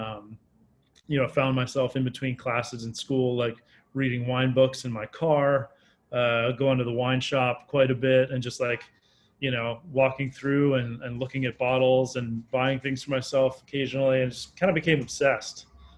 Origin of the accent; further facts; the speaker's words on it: Maryland, United States; Yeah, so I grew up in Maryland, moved around a lot as a kid. I went to 4 different elementary schools before we kind of settled into a place that I lived when I was younger.